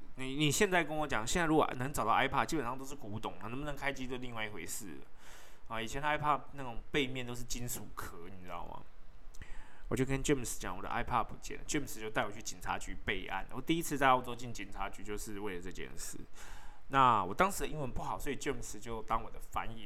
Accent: Taipei, Taiwan; 我自己在台北，我是台北人

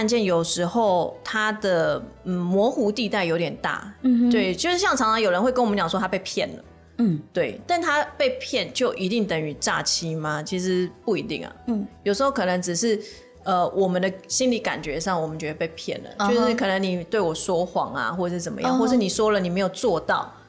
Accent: Taiwan; 我们是台湾人，

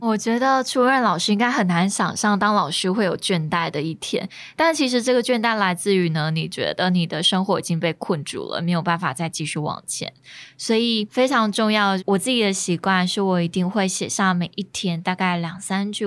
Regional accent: Chiayi, Taiwan; 自己身为嘉义人，应该要讲点闽南语吧

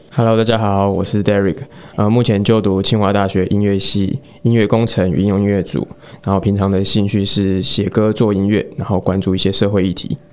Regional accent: Kaohsiung, Taiwan; moved away; 因为我是高雄人，然后我就去参加了熊友会

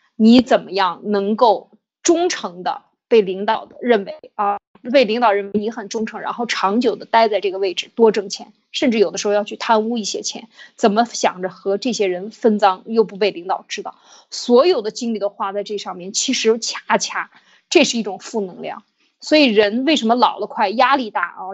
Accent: China; 我们中国人常讲丑话说在前面

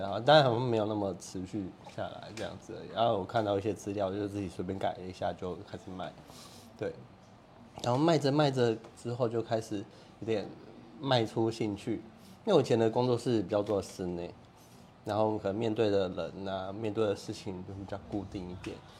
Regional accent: Kaohsiung, Taiwan; 高雄人 嗯。啊，所以就在这边嘛，因为这是我的故乡

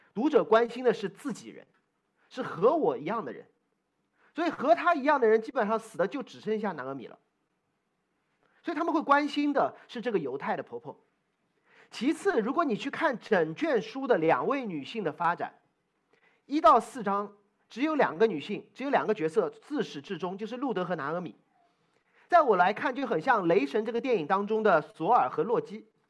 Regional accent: Shanghai, China; 作为上海人，总算也经历过一次饥荒

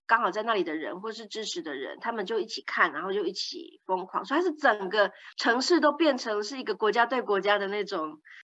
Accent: Netherlands; 我是荷兰人

